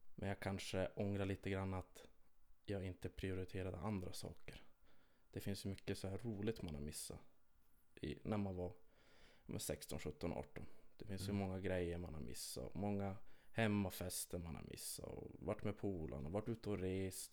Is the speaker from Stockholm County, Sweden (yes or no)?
no; Kiruna, Norrbotten County, Sweden; jag är född och uppvuxen här i Kiruna